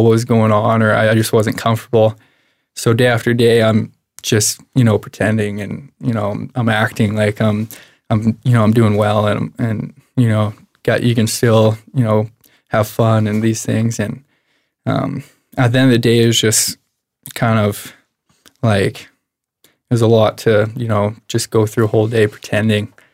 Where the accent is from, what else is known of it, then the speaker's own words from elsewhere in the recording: Medicine Hat, Alberta, Canada; I was born and raised in Medicine Hat.